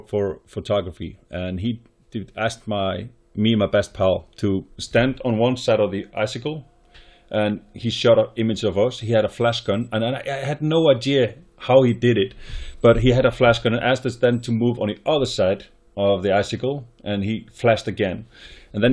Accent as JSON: {"language": "English", "area": "Snæfellsnes Peninsula", "region": "Western Region", "country": "Iceland", "tie": "born or raised there", "said": "I grew up in Snæfellsnes Peninsula"}